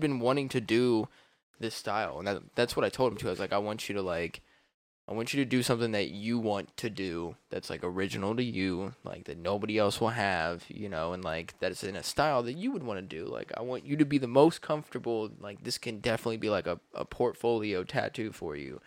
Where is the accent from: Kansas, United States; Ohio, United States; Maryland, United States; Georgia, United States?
Ohio, United States; Columbus